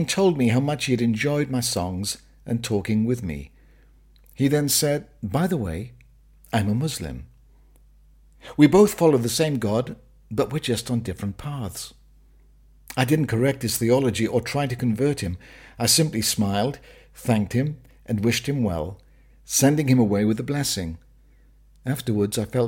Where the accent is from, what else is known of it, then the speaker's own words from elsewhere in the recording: Wales, United Kingdom; When I was growing up in Wales, our family were members of the local Pentecostal church